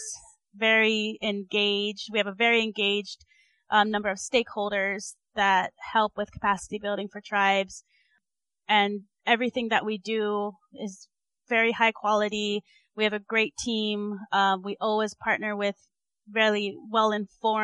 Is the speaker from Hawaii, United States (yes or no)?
yes; Hawaii, United States; moved away; also born or lived in Arizona / Michigan / North Dakota; I grew up in Hawaii